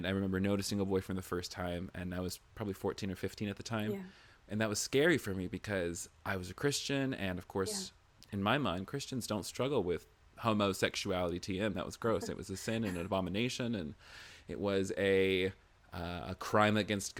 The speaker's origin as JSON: {"language": "English", "region": "the South", "country": "United States", "said": "I'm from the South"}